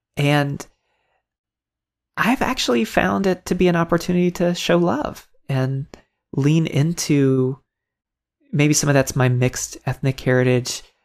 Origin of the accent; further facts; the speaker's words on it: Tampa, Florida, United States; I grew up in Tampa, Florida